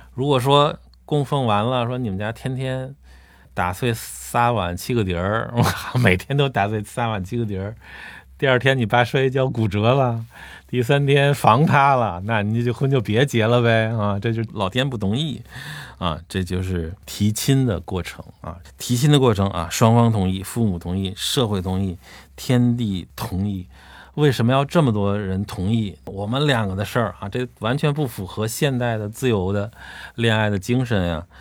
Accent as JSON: {"language": "Chinese", "country": "China", "said": "我们中国人祖先"}